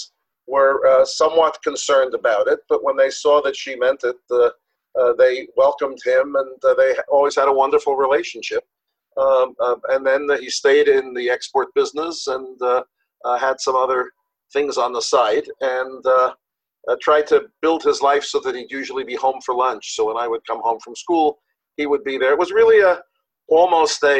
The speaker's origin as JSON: {"language": "English", "town": "Yonkers", "region": "New York", "country": "United States", "tie": "born or raised there", "also_born_or_lived": "Riverdale, New York", "said": "I was born in Riverdale. I was raised in Yonkers, New York"}